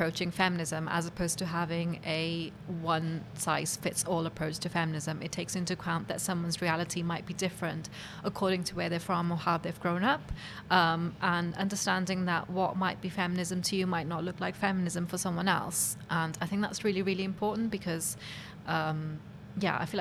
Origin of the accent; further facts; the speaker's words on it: Cardiff, Wales, United Kingdom; growing up in Cardiff